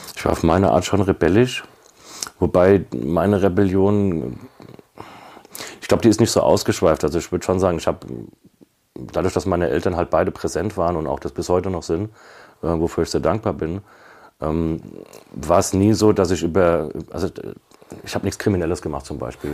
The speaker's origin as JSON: {"language": "German", "town": "Kaiserslautern", "region": "Rhineland-Palatinate", "country": "Germany", "tie": "born or raised there", "said": "ich komme aus Kaiserslautern. Also ist eine, eine Säuferstadt, würde ich jetzt mal sagen"}